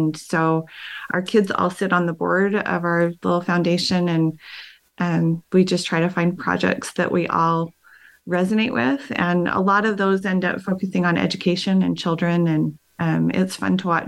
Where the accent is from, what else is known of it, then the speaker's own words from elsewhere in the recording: Ogden, Utah, United States; I was born and raised in Ogden. I grew up in Ogden Canyon